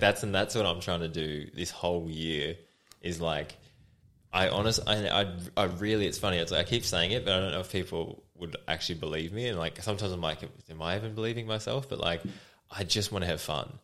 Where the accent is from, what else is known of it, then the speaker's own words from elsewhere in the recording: Australia; I'm from Australia